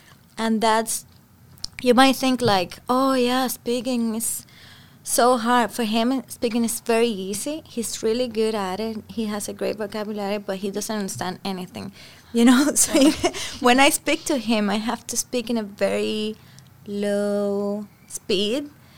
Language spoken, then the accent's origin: English; Cuba; accent: Cuban; first language Spanish; English is a second language; also born or lived in Denmark; now in United States; I was born in Cuba. Spanish is my first language.